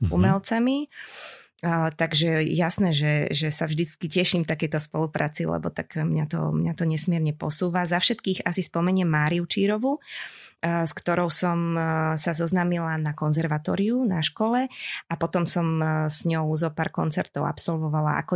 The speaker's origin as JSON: {"language": "Slovak", "town": "Senec", "region": "Bratislava Region", "country": "Slovakia", "tie": "born or raised there", "said": "začínala som e, v jednom spevackom zbore u nás v Senci."}